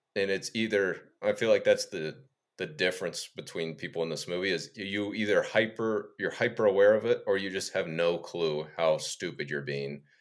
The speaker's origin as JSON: {"language": "English", "region": "Ohio", "country": "United States", "tie": "born or raised there", "said": "Me growing up in Ohio"}